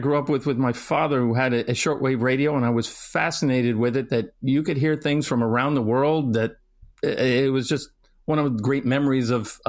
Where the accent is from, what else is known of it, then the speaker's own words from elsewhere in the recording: Florida, United States; Alex and I have discussed some common heritage, shared background, both growing up in Florida and then ending up at school in Washington, D.C.